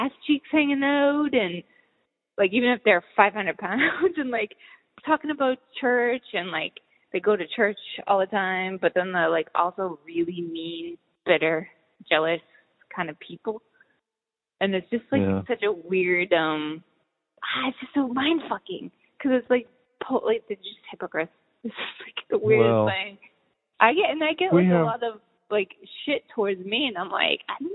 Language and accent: English; Boston, Massachusetts, United States; also born or lived in San Francisco Bay Area / Los Angeles; now in Kentucky, United States; I grew up in Boston. I lived a big chunk of my life, you know, in the Bay Area and a little bit